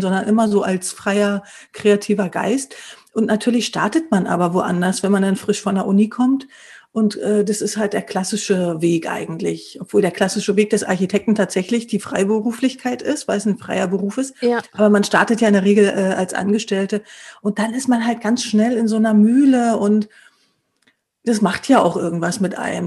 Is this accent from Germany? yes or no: yes; East Germany, Germany; bin ja selbst aufgewachsen im Osten